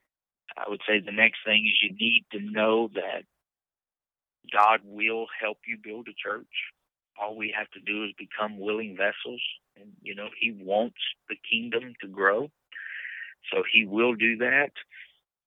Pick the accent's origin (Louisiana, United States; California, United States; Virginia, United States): Louisiana, United States; Leesville; growing up in the South, the Bible Belt, you know, in Leesville, there's a church on every corner just about